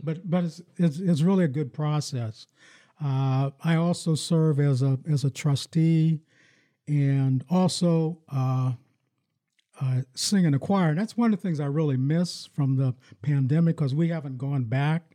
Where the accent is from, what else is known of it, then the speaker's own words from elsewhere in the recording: Farrell, Pennsylvania, United States; moved away as an adult; also born or lived in Michigan; now in Lansing, United States; I grew up in my hometown in, in Farrell, Pennsylvania